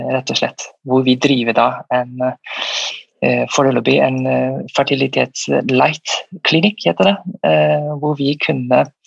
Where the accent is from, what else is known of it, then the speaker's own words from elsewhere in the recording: Malaysia; also born or lived in St. Petersburg, Russia; now in Norway; Jeg er opprinnelig fra Malaysia.